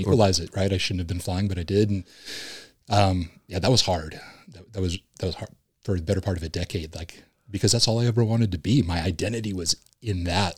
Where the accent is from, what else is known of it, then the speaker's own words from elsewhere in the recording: Huntington Beach, California, United States; Originally, I'm from Huntington Beach, California